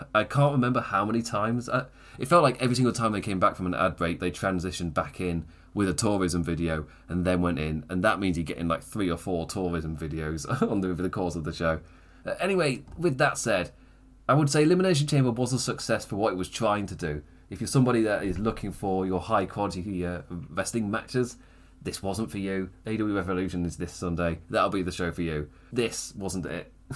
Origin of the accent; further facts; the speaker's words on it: England, United Kingdom; I'm English